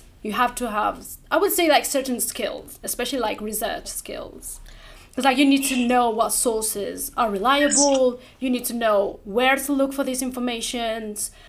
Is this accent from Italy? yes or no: yes; Italy; now in London, United Kingdom; I'm originally from Italy, but I moved here in London.